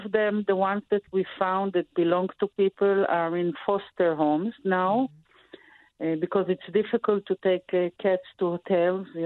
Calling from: Tel Aviv, Tel Aviv District, Israel; I, am now in Tel Aviv.

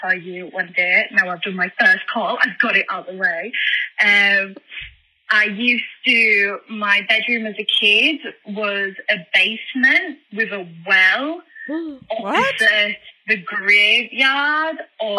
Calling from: London, United Kingdom; accent: British; I'm calling from London.

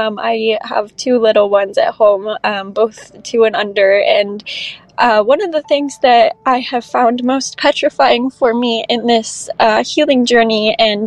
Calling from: Arizona, United States; I'm 23 and I'm calling from Arizona.

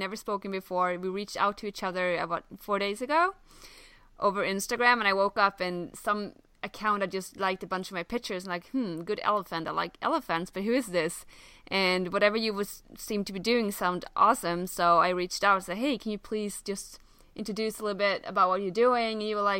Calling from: Halmstad, Halland County, Sweden; I'm calling out from Halmstad, Sweden

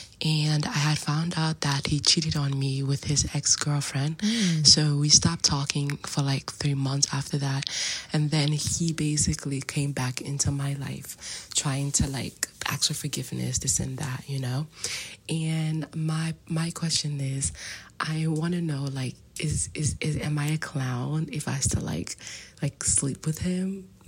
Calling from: New York, United States; I'm calling from the United States, New York.

